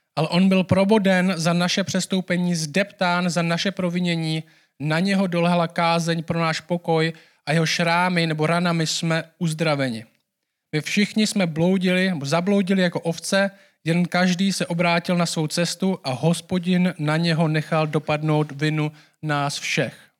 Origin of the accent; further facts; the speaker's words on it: Czechia; my jako Češi